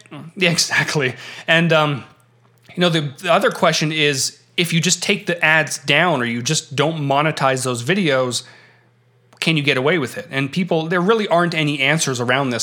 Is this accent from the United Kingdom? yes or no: no; Canada; having been born and raised in Canada